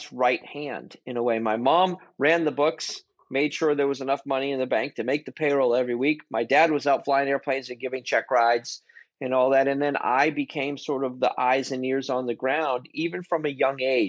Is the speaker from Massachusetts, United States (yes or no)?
yes; Boston, Massachusetts, United States; growing up in Boston, Massachusetts